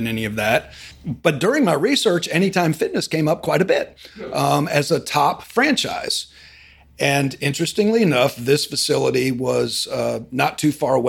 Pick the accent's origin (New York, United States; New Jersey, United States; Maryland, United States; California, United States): Maryland, United States; Frederick; now in Birmingham, United States; I grew up in Maryland, outside the Washington, D.C. area, Frederick area.